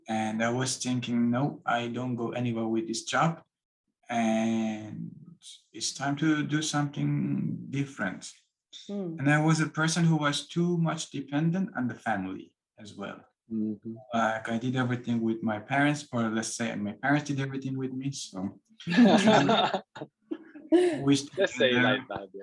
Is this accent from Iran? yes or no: yes; Tehran, Tehran Province, Iran; moved away as an adult; now in Munich, Germany; I'm from Iran, as Jesus said, and I was born in Tehran. Tehran is the capital of Iran. And I lived there 25 years